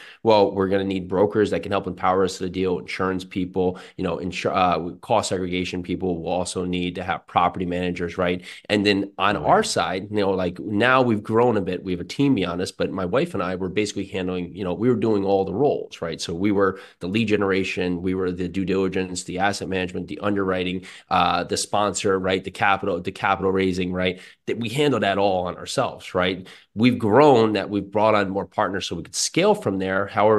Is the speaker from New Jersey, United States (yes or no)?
yes; Westfield, New Jersey, United States; I grew up in New Jersey, Westfield, New Jersey.